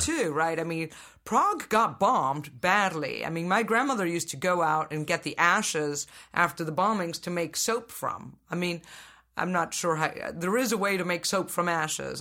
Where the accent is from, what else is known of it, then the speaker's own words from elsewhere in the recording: Venezuela; I was born in Venezuela